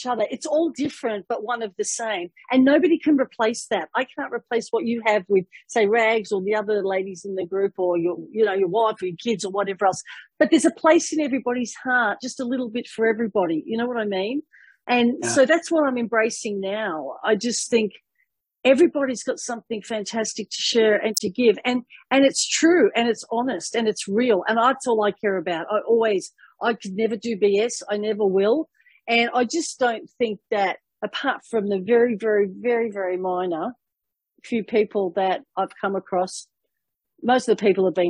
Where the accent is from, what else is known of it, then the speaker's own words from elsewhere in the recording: Melbourne, Victoria, Australia; moved away; Melbourne, Australia, my hometown